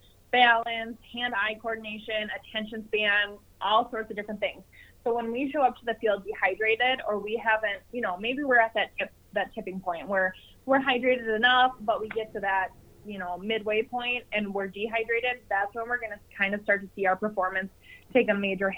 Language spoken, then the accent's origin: English; Minnesota, United States; here in Minnesota, my hometown